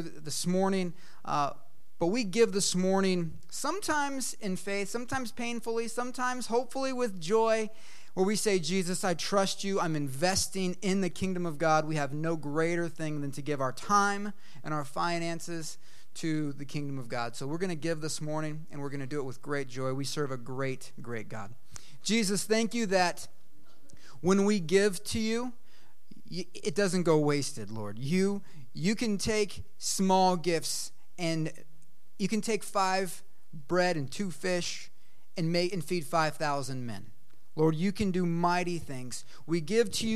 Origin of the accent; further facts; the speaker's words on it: Eugene, Oregon, United States; moved away; I'm from Eugene, Oregon